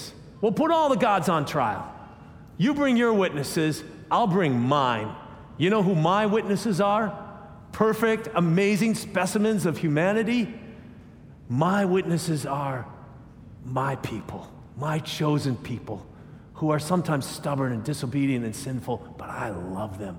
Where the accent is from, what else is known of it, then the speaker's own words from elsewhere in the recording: United States; I'm an American